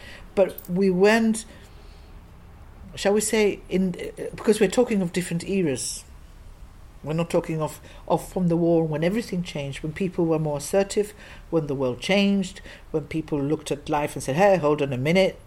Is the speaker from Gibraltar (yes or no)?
yes; Gibraltar; now in England